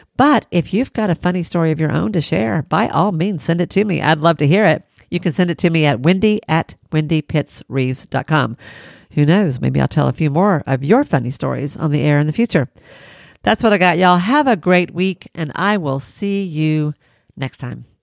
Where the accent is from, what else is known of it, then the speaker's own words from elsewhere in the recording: Tennessee, United States; I'm from Tennessee